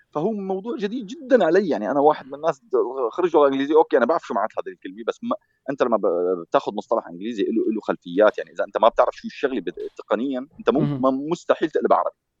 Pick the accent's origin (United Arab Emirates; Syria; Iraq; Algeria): Syria; moved away as an adult; انا يوم اللي طلعت من سوريا